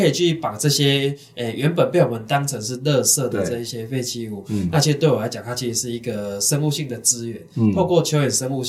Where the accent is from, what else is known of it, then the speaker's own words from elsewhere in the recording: Chiayi, Taiwan; 那负因为我是嘉义人，所以那时候是负责嘉义区域的